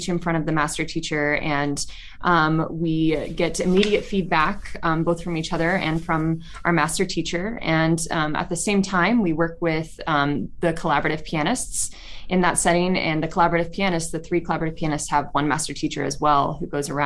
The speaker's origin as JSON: {"language": "English", "town": "Chattanooga", "region": "Tennessee", "country": "United States", "said": "I'm from Chattanooga, Tennessee."}